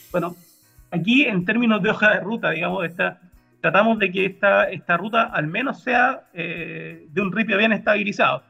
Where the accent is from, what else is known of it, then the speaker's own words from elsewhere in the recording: Puerto Varas, Los Lagos, Chile; also born or lived in Santiago, Chile; now in Magallanes, Chile; siendo oriundo de, Porto de Varas